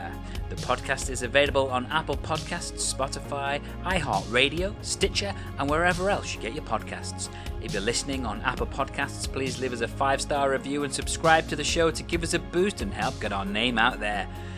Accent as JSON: {"language": "English", "region": "Wales", "country": "United Kingdom", "said": "I myself am from Wales, however."}